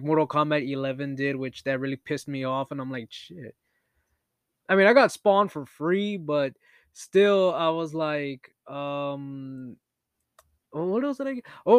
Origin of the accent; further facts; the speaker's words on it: Canada; I used to tell people I'm Canadian, so I'm sorry.